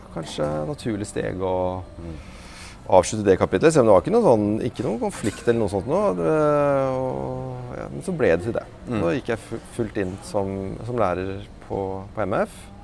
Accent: Oslo, Norway; oppvokst i Oslo

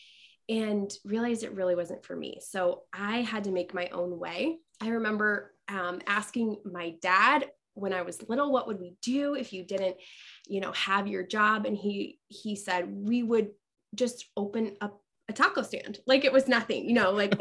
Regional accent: Westfield, Indiana, United States; moved away as an adult; now in Central Illinois, United States; my hometown of Westfield, Indiana.

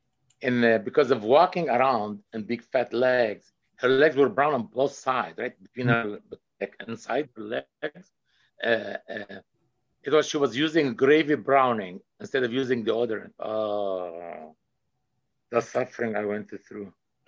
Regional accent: Paris, Île-de-France, France; English is a second language; I'm French. Je suis français. I'm French. Je viens de Paris. I come from Paris.

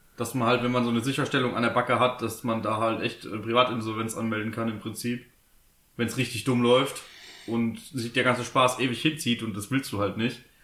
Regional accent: Southern Germany, Germany; bei uns im Süden

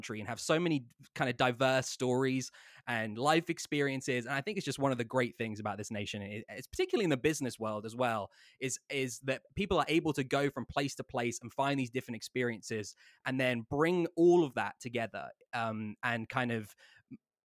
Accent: England, United Kingdom; moved away; I come from England

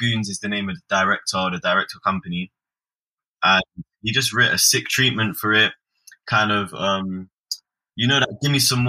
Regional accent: London, United Kingdom; I'm a rapper from Southeast London.

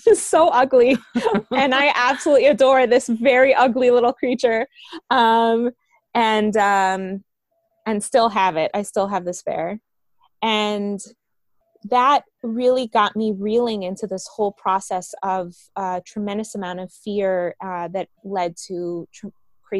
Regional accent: Miami, Florida, United States; born or raised there; accent: American; English is a second language; moved away as an adult; also born or lived in Bogota, Colombia; now in Jerusalem, Israel

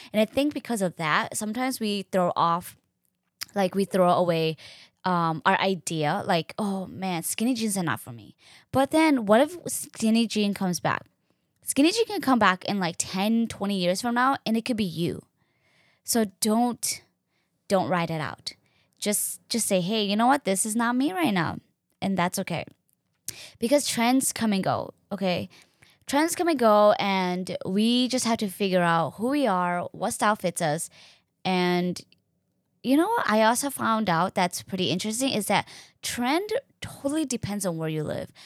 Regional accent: Hennepin County, Minnesota, United States; I grew up in Hennepin County

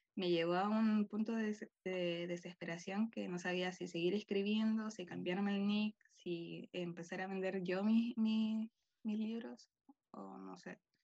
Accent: Chile; soy de Chile

